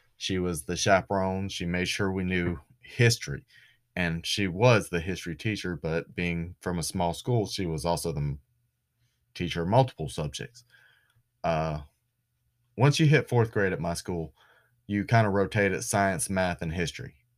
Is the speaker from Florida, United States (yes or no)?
yes; Florida, United States; I'm from Florida, but not that Florida.